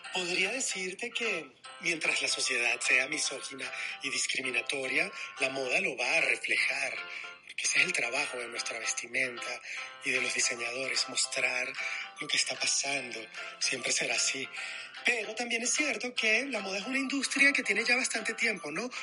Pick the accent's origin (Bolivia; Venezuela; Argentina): Venezuela; moved away as an adult; also born or lived in Madrid, Spain; now in Mexico City, Mexico; después de haber abandonado mi país, Venezuela